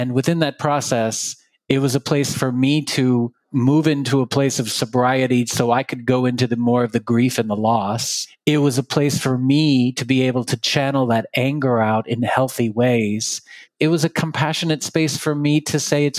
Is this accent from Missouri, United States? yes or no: no; Texas, United States; I grew up in Texas